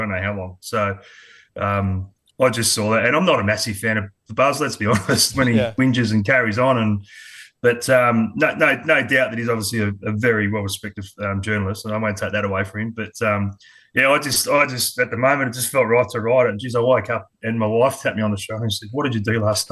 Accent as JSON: {"language": "English", "town": "Adelaide", "region": "South Australia", "country": "Australia", "tie": "born or raised there", "also_born_or_lived": "Sydney, New South Wales / Queensland", "moved": "yes", "said": "I was born in Sydney. Yeah. I was born in Sydney, but moved over to Adelaide when I was quite young, about three."}